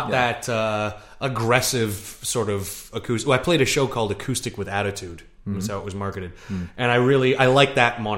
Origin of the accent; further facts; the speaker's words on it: near Toronto, Ontario, Canada; moved away as an adult; I tell people I'm from Toronto.